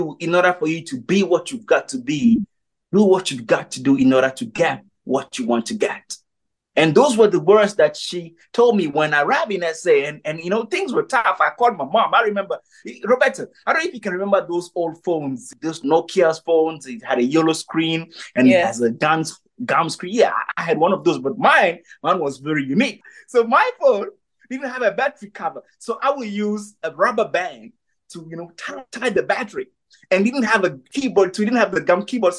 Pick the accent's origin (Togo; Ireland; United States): Togo; moved away as an adult; also born or lived in South Africa; I grew up in a two-bedroom house, you know, I mean, on the dirt road of Togo